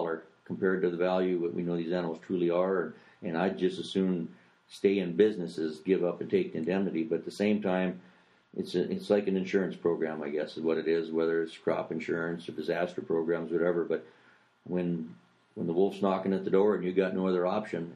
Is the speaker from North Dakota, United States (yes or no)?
yes; North Dakota, United States; my home state of North Dakota